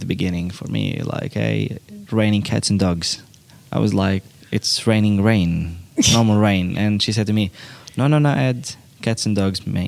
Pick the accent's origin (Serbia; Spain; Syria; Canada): Syria; first language Arabic; English is a second language; now in Australia